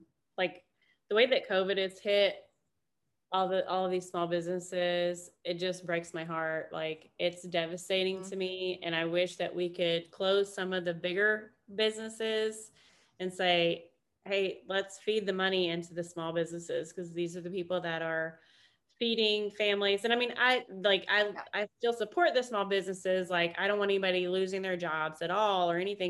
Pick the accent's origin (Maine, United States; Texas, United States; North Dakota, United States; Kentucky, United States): Kentucky, United States; I'm from Kentucky, so you know basketball is like life there